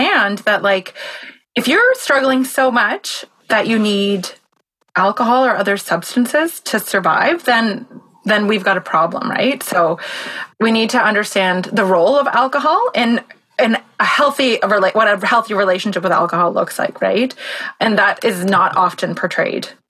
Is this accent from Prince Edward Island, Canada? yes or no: yes; Prince Edward Island, Canada; now in Victoria, Canada; I'm from PEI and I grew up there